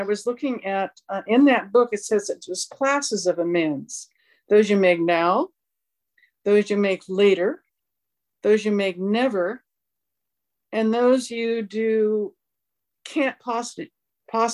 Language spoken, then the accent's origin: English; Southern California, United States; I grew up in Southern California